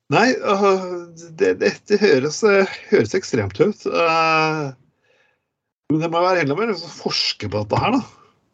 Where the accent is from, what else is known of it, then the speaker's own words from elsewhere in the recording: Telemark, Norway; moved away as an adult; now in Bergen, Norway; jeg kommer fra Telemark